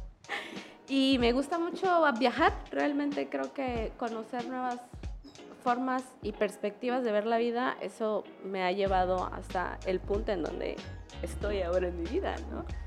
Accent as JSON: {"language": "Spanish", "town": "Tuxtla Gutiérrez", "region": "Chiapas", "country": "Mexico", "tie": "born or raised there", "also_born_or_lived": "San Cristóbal de las Casas / Comitán / Tapachula", "said": "Yo nací en la ciudad de Tuxla Gutiérrez, Tuxtleca, Coneja. Eh, básicamente toda mi vida la viví y crecí y desarrollé aquí y en diferentes puntos del estado."}